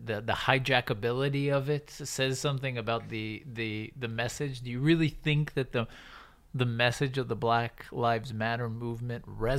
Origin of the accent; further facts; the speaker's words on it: Birmingham, Alabama, United States; My home. I grew up in Alabama.